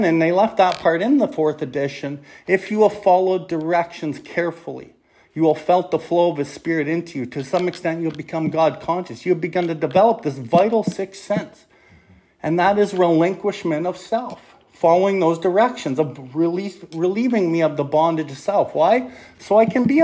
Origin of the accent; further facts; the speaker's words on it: Calgary, Alberta, Canada; I come from Calgary.